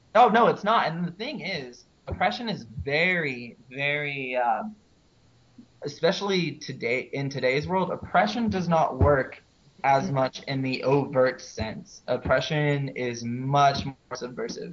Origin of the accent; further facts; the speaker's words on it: Houston, Texas, United States; I'm originally from Houston.